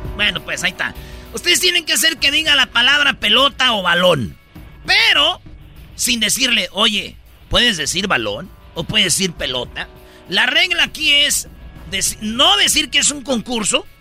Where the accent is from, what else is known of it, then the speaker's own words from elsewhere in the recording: Jiquilpan, Michoacán, Mexico; moved away; mi pueblo, Jiquilpan